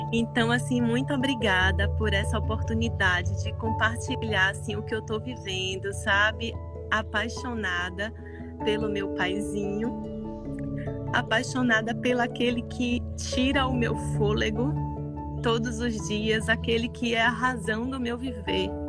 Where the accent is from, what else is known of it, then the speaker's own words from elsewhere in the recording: Bahia, Brazil; Eu sou aqui da Bahia, então envolvida em diferentes religiões, avô e tudo.